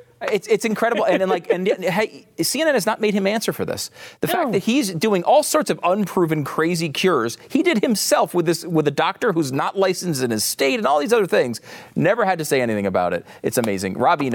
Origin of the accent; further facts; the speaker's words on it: Northeast, United States; we're both from the Northeast, so maybe this doesn't apply.